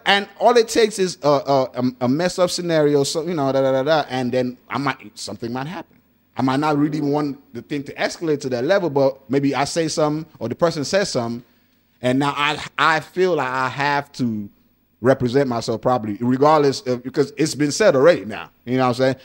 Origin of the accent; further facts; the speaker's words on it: Nigeria; I'm Nigerian